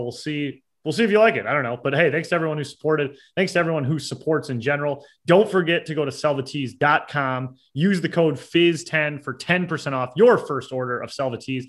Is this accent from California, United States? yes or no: no; Detroit, Michigan, United States; I'm from Detroit, man.